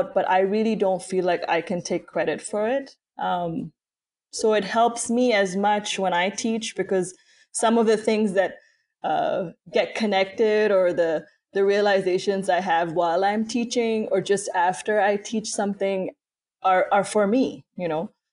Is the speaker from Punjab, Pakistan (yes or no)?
no; Karachi, Sindh, Pakistan; moved away as an adult; now in United States; I grew up in Pakistan, and for me, that's still home, even though I'm living in the US now